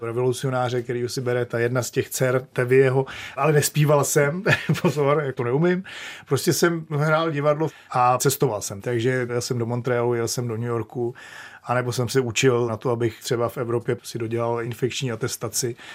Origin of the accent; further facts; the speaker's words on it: Czechia; moved away as an adult; also born or lived in Maine, United States; jsme jako Češi